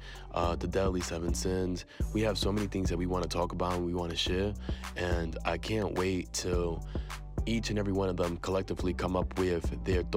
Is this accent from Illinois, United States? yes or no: no; New York City, New York, United States; I was born and raised in New York City in the Bronx. My parents are from Puerto Rico